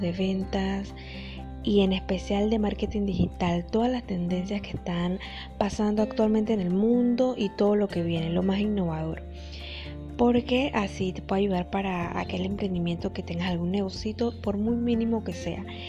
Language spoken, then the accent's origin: Spanish; Panama; soy de Panamá